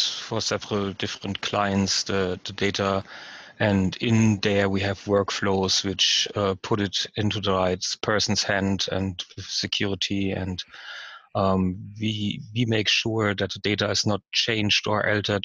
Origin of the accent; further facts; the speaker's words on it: Frankfurt, Hesse, Germany; I'm from Germany, from Frankfurt